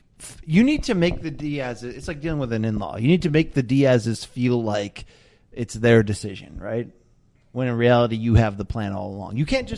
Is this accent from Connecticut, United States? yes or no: yes; Naugatuck, Connecticut, United States; I come from Naugatuck, Connecticut, in the industrial Naugatuck Valley.